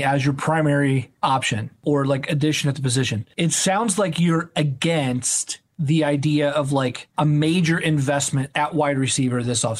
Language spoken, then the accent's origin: English; Indiana, United States; I'm from Indiana.